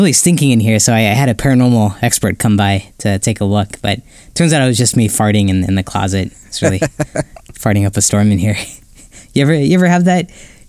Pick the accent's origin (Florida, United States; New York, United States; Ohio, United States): Ohio, United States; I remember a similar instance like growing up in Ohio where someone got shot for trespassing